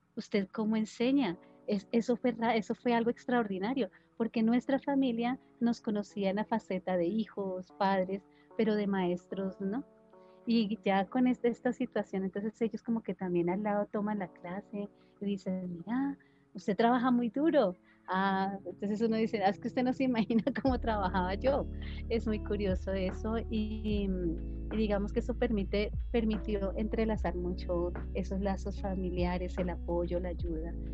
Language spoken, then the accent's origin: Spanish; Tolima, Colombia; En mi casa, mis padres, nosotros somos del Tolima, y la gente del Tolima habla duro, habla fuerte.